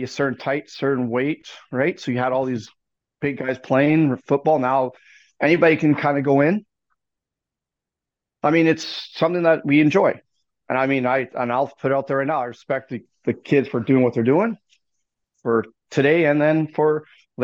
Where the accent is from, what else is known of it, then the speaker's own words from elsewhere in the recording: Canada; being Canadian